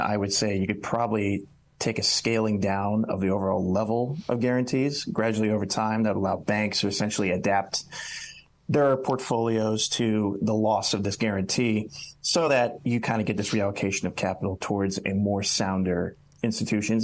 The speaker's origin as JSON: {"language": "English", "town": "Cleveland", "region": "Ohio", "country": "United States", "moved": "yes", "said": "I'm originally from the Cleveland area"}